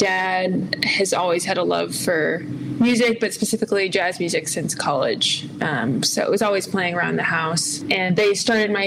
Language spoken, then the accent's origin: English; Southern California, United States; also born or lived in Durham, North Carolina / Chicago; spent most of my upbringing in Southern California